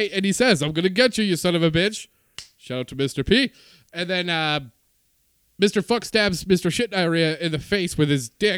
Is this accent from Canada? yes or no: yes; Canada; I am Canadian.